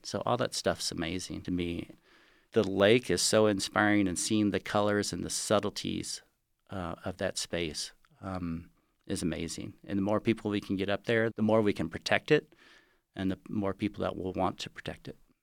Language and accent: English; Galveston, Texas, United States; now in Lake Tahoe, United States; I grew up in Galveston, Texas